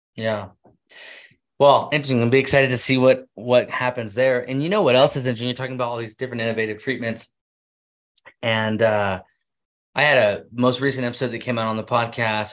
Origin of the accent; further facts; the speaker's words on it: Central California, United States; now in Utah, United States; I grew up in Central California